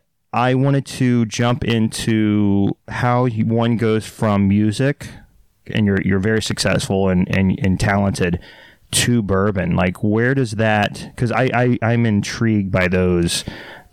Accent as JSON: {"language": "English", "town": "Dallas", "region": "Texas", "country": "United States", "tie": "born or raised there", "moved": "yes", "said": "Born and raised, yeah, Dallas, Texas"}